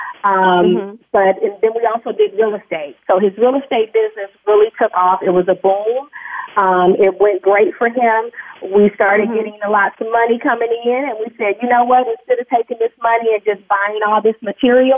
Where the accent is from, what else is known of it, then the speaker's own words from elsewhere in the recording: Bakersfield, California, United States; moved away as an adult; also born or lived in Los Angeles; I was born and raised there in Bakersfield